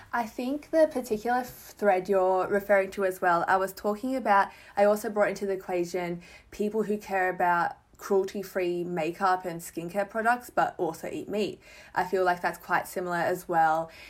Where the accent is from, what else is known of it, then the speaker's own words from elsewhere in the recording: Melbourne, Victoria, Australia; I'm from Melbourne.